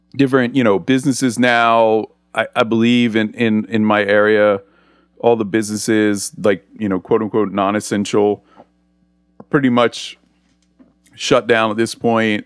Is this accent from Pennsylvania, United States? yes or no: yes; Philadelphia, Pennsylvania, United States; now in Atlanta, United States; I grew up in the Northeast, in the Philadelphia area